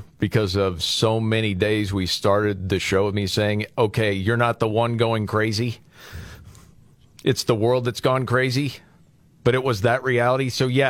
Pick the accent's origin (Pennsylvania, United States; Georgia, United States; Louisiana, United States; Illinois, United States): Pennsylvania, United States; Scranton; Well, growing up in Scranton, I used to shoot ants with a shotgun.